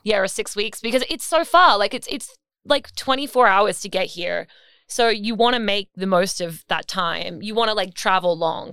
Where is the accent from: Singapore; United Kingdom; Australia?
Australia; now in New York, United States; we are Australian